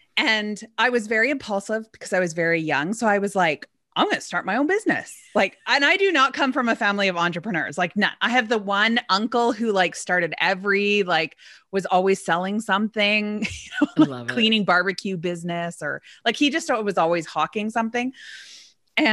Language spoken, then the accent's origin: English; Edmonton, Alberta, Canada; born there; I was born in Edmonton, Alberta.